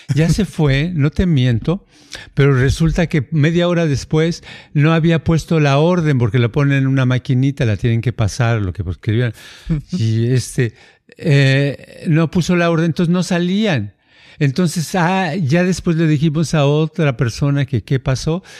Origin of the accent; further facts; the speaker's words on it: Jalisco, Mexico; en el pueblito donde yo nací, hay toda la gente que tiene la, la, este, la fama de que todos son taqueros